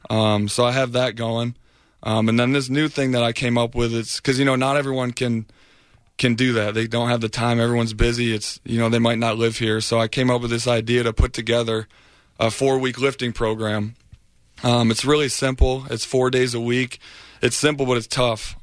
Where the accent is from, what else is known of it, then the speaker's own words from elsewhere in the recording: Michigan, United States; moved away as an adult; now in Tampa, United States; I'm from Michigan